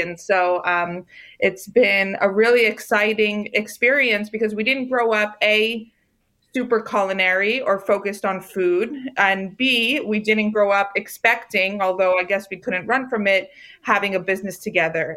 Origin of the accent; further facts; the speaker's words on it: Rockville, Maryland, United States; I grew up in Rockville, Maryland